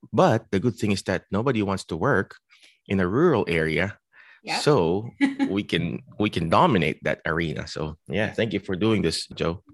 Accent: Philippines; now in United States; I came from the Philippines

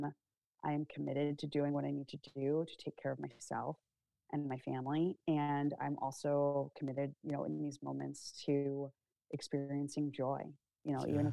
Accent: United States; I'm an American. I am proud to be an American. I love my country

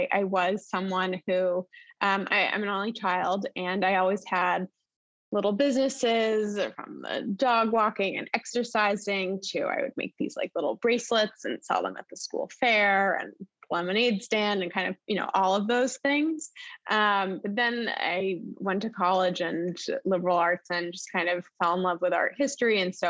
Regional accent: Cambridge, Massachusetts, United States; moved away as an adult; now in New York City, United States; I'm from Boston, from Cambridge, Massachusetts.

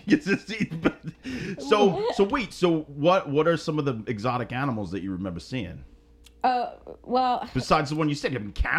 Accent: United States; We're filthy American scumbags

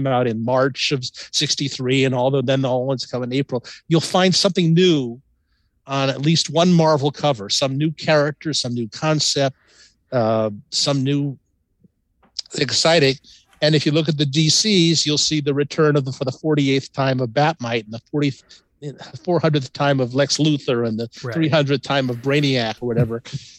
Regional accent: Los Angeles, California, United States; I was born in Los Angeles and reared in Los Angeles and had no intention of moving back to New York.

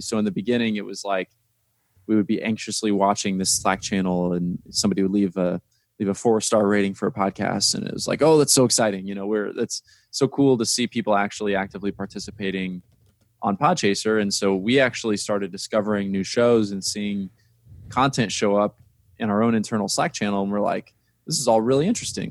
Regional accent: Indiana, United States; I'm from Indiana

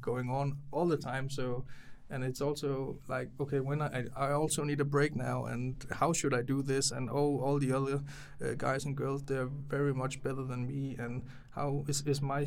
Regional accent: near Aarhus, Central Denmark Region, Denmark; I'm not directly from Aarhus. I grew up like 10-20 minutes away from Aarhus

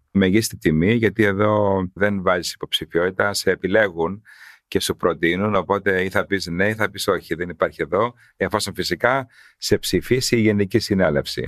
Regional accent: Karpathos, South Aegean, Greece; εγώ είμαι από Κάρπαθο

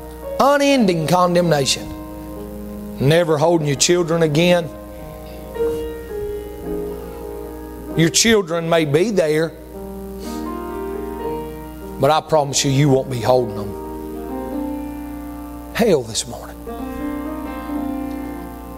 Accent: East Bend, North Carolina, United States; I'm from a little place called East Bend, North Carolina.

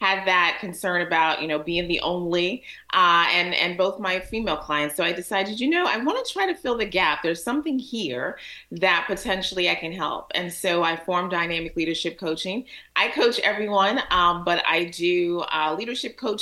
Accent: Alexandria, Virginia, United States; also born or lived in Jamaica; now in Washington, D.C., United States; So I grew up in Alexandria, so that's home for me in Alexandria, Virginia

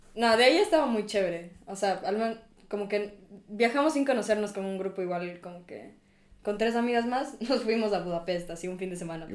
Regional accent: Ecuador; moved away as an adult; now in Munich, Germany; vengo de Ecuador

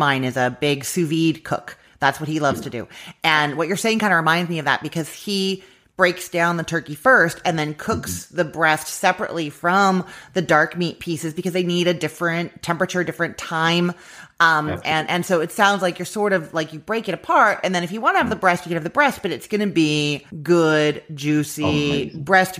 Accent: Canada; now in United States; I'm Canadian. I live in the States now

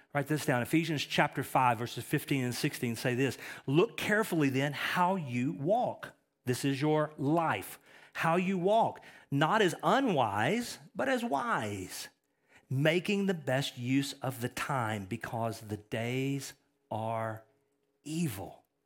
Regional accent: East Texas, United States; I'm from East Texas

